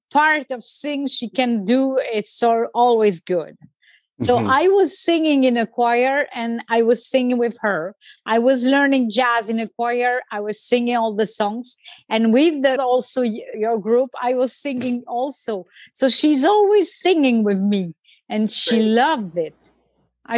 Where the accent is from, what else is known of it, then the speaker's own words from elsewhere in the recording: France; English is a second language; moved away; I grew up in France